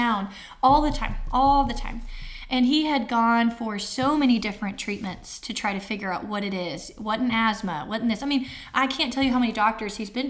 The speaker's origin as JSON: {"language": "English", "region": "Arkansas", "country": "United States", "said": "we're from Arkansas, bridges and mountains everywhere"}